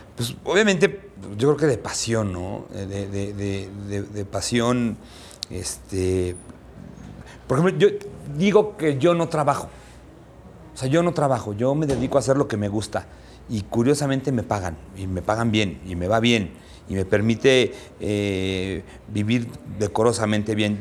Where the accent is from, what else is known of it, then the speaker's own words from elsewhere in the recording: Mexico; soy este cocinero mexicano